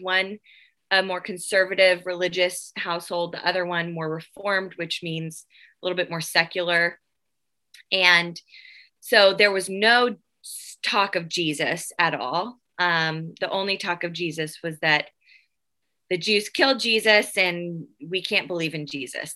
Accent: Nashville, Tennessee, United States; I am from Nashville, Tennessee

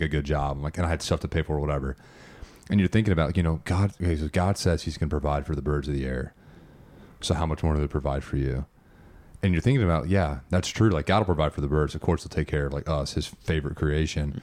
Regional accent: United States; as an American

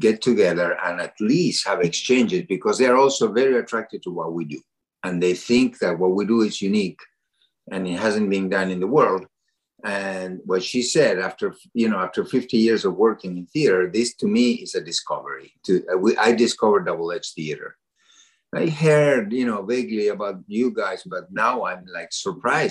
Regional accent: Argentina; now in Massachusetts, United States; I come from Argentina

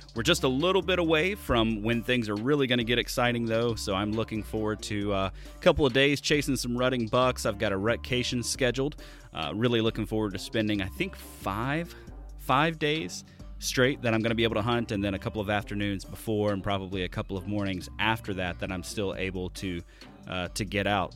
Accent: Alabama, United States; moved away; I'm from the Deep South. I'm originally from Alabama.

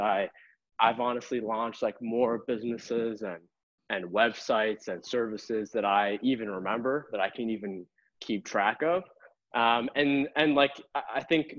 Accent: Boston, Massachusetts, United States; I born and raised in Boston

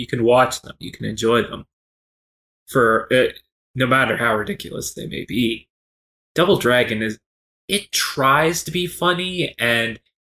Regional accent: Kentucky, United States; I was born and raised in Kentucky.

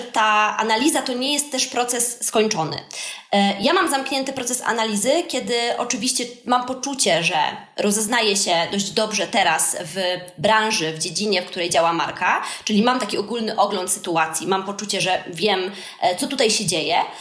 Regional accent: Wrocław, Lower Silesian Voivodeship, Poland; u nas we Wrocławiu w Polsce

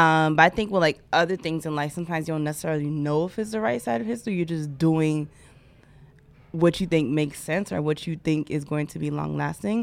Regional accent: Haiti; I am Haitian

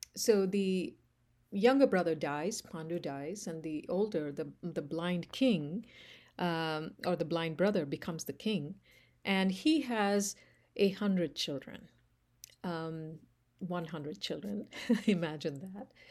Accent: India; I grew up in India

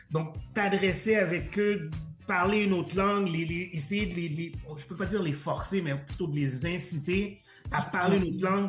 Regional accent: Montreal, Quebec, Canada; Euh, je suis un haïtien euh, montréalais euh, d'origine haïtienne parce que je suis né, je suis né à Montréal.

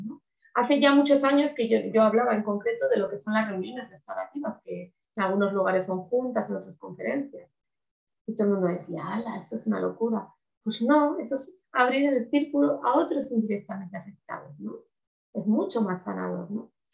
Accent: Spain; Aquí en España

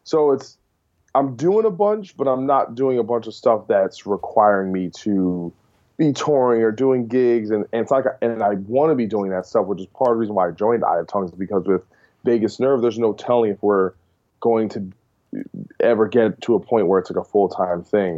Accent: New Jersey, United States; I'm from Jersey, where E-Town's from

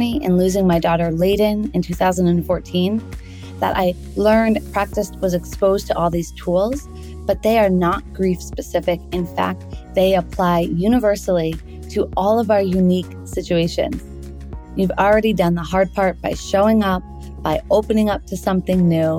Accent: Boston, Massachusetts, United States; I'm from Boston

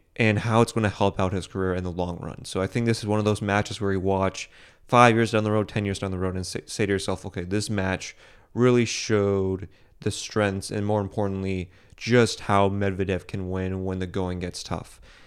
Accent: United States; I'm American

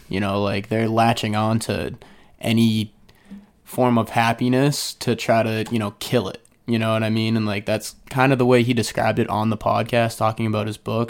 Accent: Falmouth, Massachusetts, United States; I was born and raised in Falmouth, Mass.

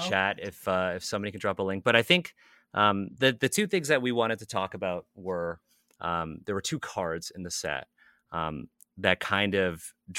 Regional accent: Canada; I'm a Canadian born Chinese.

